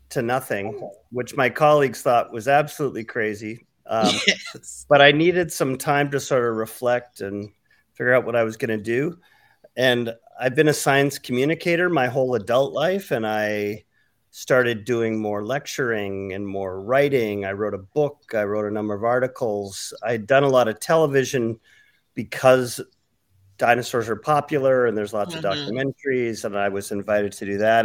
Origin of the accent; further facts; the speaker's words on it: Vancouver, British Columbia, Canada; moved away as an adult; also born or lived in Denver; my hometown of Vancouver, British Columbia in Canada